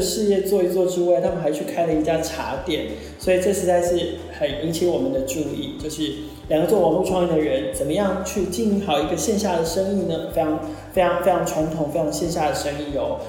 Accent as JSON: {"language": "Chinese", "area": "Banqiao", "region": "New Taipei", "country": "Taiwan", "tie": "born or raised there", "said": "我小时候在板桥长大。"}